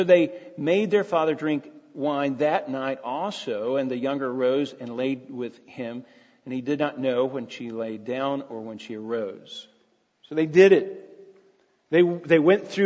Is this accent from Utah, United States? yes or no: no; Jenkins, Kentucky, United States; I grew up in a little town called Jenkins, Kentucky, population 2,000, at its heyday